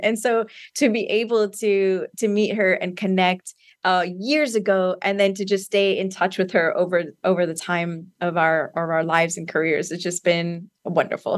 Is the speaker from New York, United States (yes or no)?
no; San Antonio, Texas, United States; also born or lived in Austin, Texas; I am from Texas, like you said, San Antonio, Texas, and born and raised here.